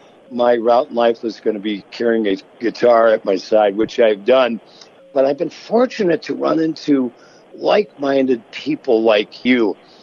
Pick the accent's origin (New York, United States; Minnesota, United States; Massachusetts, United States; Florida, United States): Minnesota, United States; Virginia; a junior college in my hometown of Virginia, Minnesota, called Mesabi State.